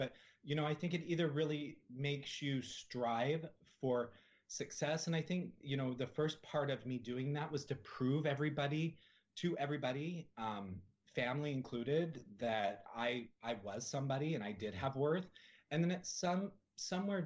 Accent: Salt Lake City, Utah, United States; moved away; I grew up in Salt Lake City, Utah.

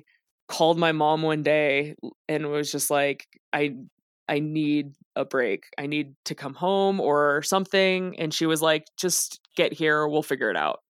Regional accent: Las Vegas, Nevada, United States; moved away; also born or lived in Los Angeles; I grew up in Las Vegas.

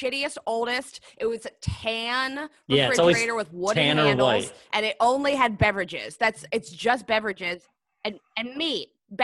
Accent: Pittsburgh, Pennsylvania, United States; I love Pittsburgh. I born and raised.

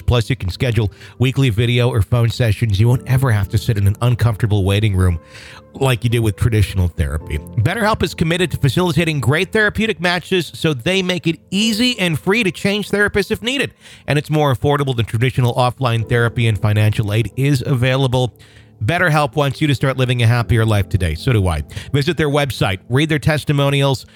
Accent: Wisconsin, United States; born or raised there

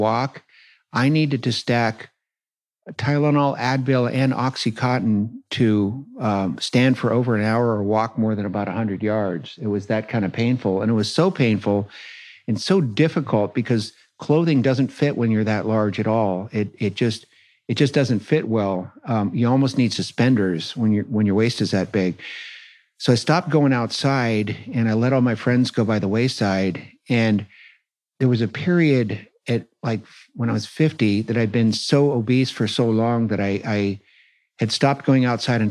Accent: San Francisco, California, United States; I was born and raised in San Francisco

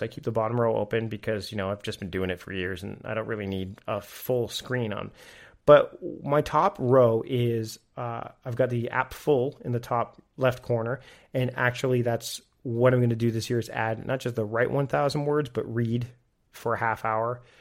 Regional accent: Canada; being Canadian

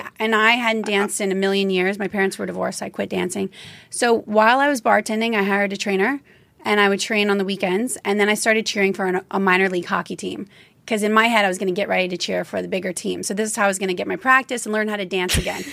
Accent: Louisiana, United States; I grew up in Louisiana

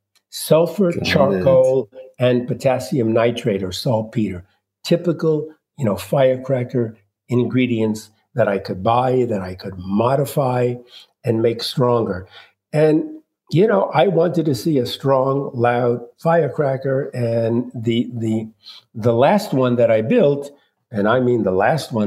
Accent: New York City, New York, United States; I was born in Brooklyn, New York in 1941, my dad spoke no English

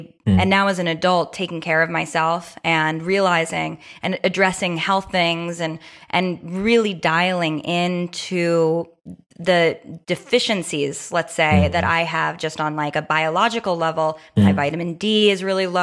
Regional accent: New York City, New York, United States; I grew up born and raised in New York City in an apartment

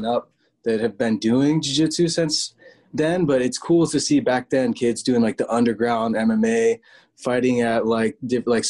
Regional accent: Torrance and Temecula, California, United States; we were living in Torrance at the time.

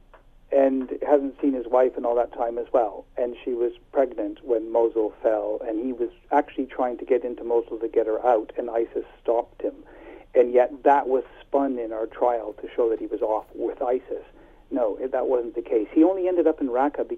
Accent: Ontario, Canada; moved away as an adult; now in United Kingdom; I'm from a small French village in southern Ontario.

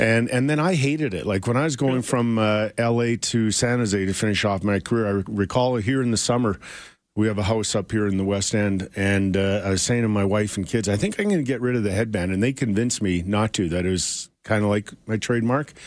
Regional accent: Edmonton, Alberta, Canada; I grew up in Edmonton

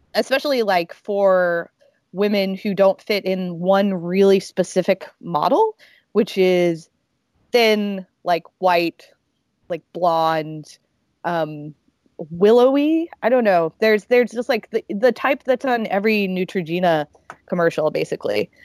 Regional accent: Alabama, United States; moved away as an adult; now in New York, United States; growing up um, in Alabama

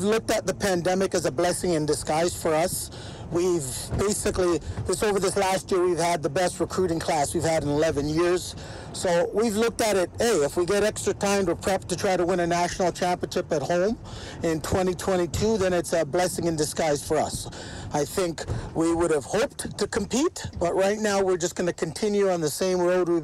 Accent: Ontario, Canada; moved away as an adult; also born or lived in Jamaica / British Columbia / Manitoba / Alberta; now in Edmonton, Canada; I moved to Ontario to be with my parents because they came up prior

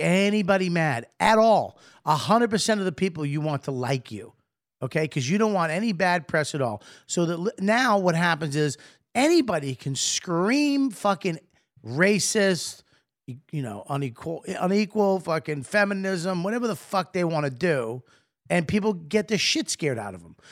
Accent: Boston, Massachusetts, United States; I'm from Boston

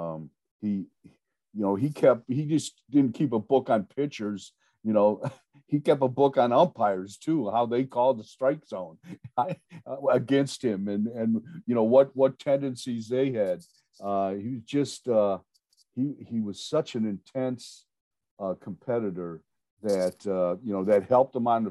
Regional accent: Ohio, United States; growing up in Ohio

